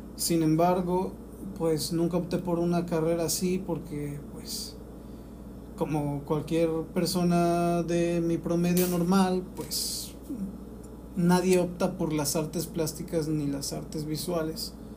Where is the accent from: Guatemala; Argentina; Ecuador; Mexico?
Mexico; now in Oaxaca, Mexico; aquí en, en mi país y decidí mudarme. Mudarme a Oaxaca